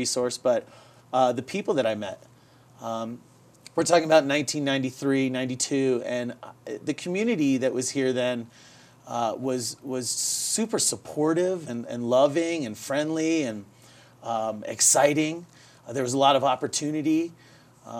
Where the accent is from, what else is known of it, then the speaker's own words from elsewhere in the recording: St. Petersburg, Florida, United States; moved away as an adult; also born or lived in Silver Spring, Maryland; now in Colorado, United States; I grew up in Florida, though, primarily St. Petersburg, Florida.